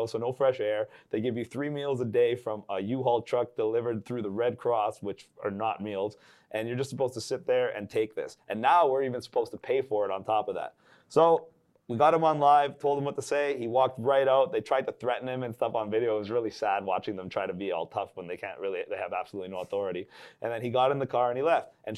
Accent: Canada; a Canadian citizen

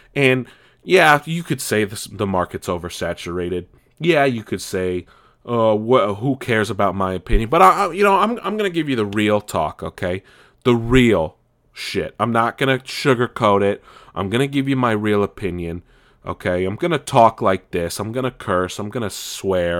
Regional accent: California, United States; also born or lived in East Coast (family); I grew up here in California

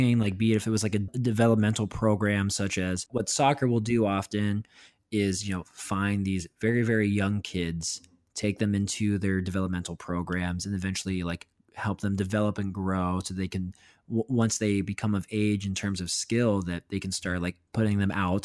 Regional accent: Pittsburgh, Pennsylvania, United States; my Pittsburgh Penguins are my pride and joy of my hometown

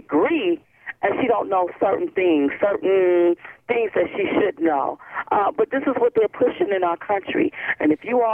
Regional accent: United States

